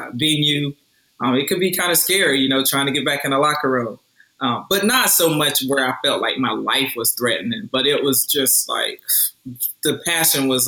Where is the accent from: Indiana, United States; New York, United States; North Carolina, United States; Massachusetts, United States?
North Carolina, United States; Roseboro; back in my hometown of Roseboro, North Carolina